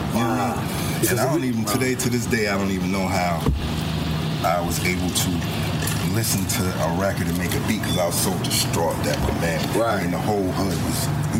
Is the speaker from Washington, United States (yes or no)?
no; New York City, New York, United States; I'm originally from the Bronx.